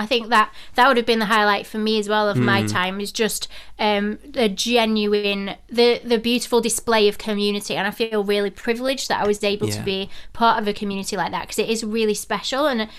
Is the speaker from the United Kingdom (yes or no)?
yes; England, United Kingdom; they would treat me like not a celebrity because I was from England